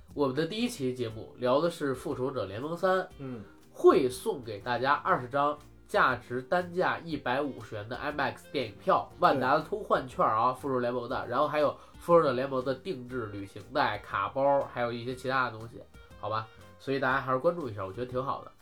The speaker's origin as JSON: {"language": "Chinese", "country": "China", "said": "咱们国家引进片儿是有限制的。"}